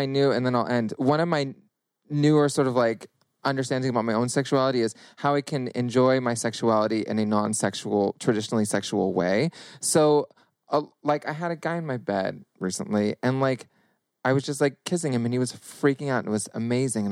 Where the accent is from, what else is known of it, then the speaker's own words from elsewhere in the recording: Northern California, United States; I grew up in California, Northern California, grew up around all sorts of like leather daddies and whatnot